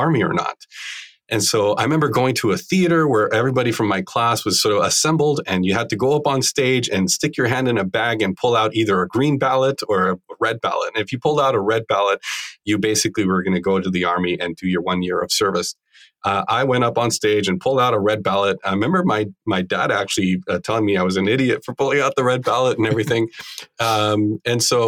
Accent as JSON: {"language": "English", "town": "Bogotá", "region": "Bogotá Capital District", "country": "Colombia", "tie": "born or raised there", "said": "I grew up in Bogota in Colombia"}